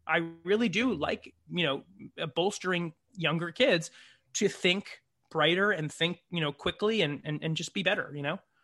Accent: San Jose, California, United States; moved away; also born or lived in Saratoga, California; I'm from the Bay Area of California. I'm from San Jose

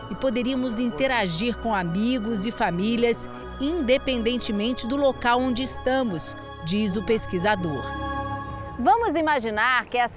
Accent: Rio de Janeiro, Brazil; now in Lisbon, Portugal; a saudade da minha terra natal e visitar as praias do Rio de Janeiro.

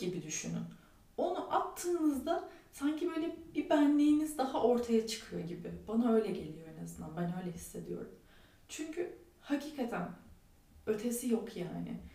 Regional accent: Turkey; biz Türkler olarak

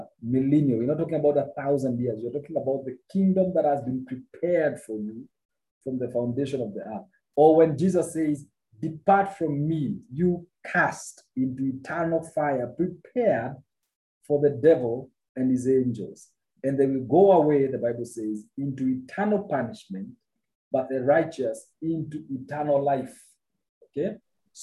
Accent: Kenya; I'm a Kenyan

